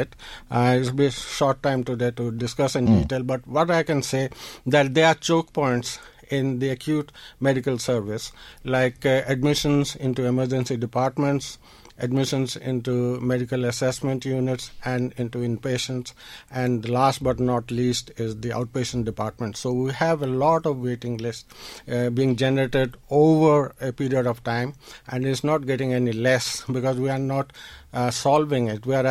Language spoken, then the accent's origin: English; India; moved away as an adult; also born or lived in New Delhi; now in Dundalk, Ireland; I was actually born in India, but I came to Ireland in the 80s